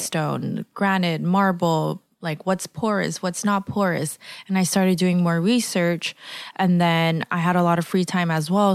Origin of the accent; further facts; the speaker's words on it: Los Angeles, California, United States; moved away as an adult; also born or lived in San Francisco; I was born and raised in Los Angeles, and I moved around a lot. I grew up in downtown L